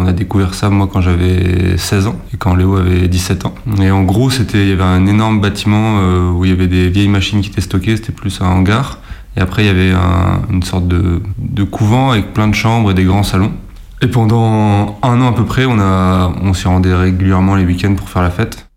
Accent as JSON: {"language": "French", "town": "Bar-le-Duc", "region": "Grand Est", "country": "France", "tie": "born or raised there", "said": "j'ai 30 ans, j'ai grandi à Bar-le-Duc."}